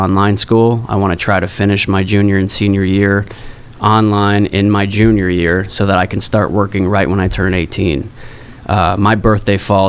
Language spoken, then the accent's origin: English; Arizona, United States; now in New York, United States; I grew up in Arizona, so you know, the cool thing definitely wasn't to be a dancer